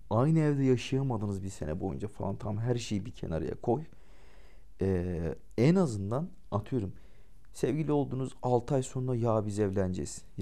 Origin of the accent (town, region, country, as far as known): İzmir, Turkey